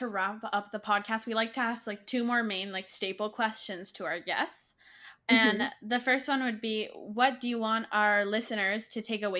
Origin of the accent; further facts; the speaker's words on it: Canada; I'm actually from Canada.